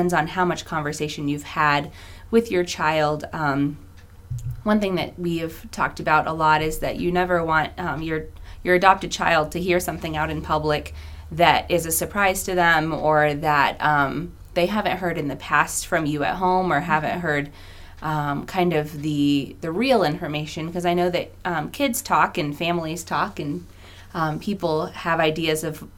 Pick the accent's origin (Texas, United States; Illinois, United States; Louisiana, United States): Illinois, United States; also born or lived in California; I grew up in Illinois most of the time